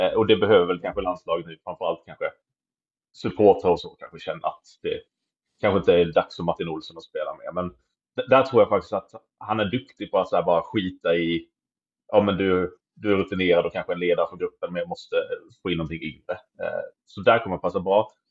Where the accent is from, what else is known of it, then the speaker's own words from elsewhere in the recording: Kalmar, Kalmar County, Sweden; moved away; also born or lived in Malmö; så är jag ju kalmarit